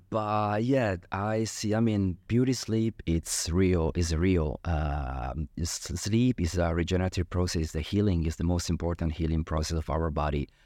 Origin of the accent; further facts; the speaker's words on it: Milan, Lombardy, Italy; moved away as an adult; also born or lived in Genoa; now in Dubai, United Arab Emirates; I'm from Italy, and so I'm from Milano, from the countryside, actually